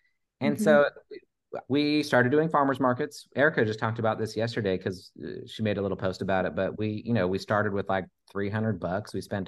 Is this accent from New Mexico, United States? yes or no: no; Oregon, United States; now in Texas, United States; I moved to Texas from Oregon